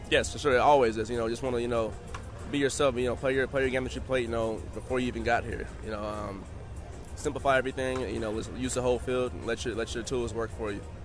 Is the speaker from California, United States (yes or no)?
yes; Oakland, California, United States; as a kid growing up, I'm from Oakland, California